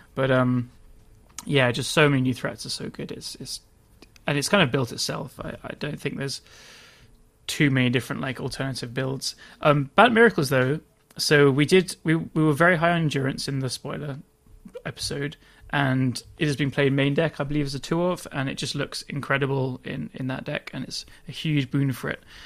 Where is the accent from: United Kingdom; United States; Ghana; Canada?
United Kingdom; England; I'm English